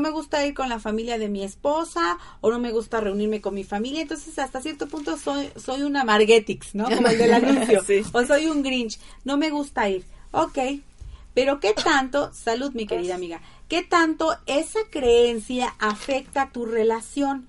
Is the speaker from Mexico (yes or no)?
yes; Tabasco, Mexico; de Tabasco. ¡Ay, de mi tierra!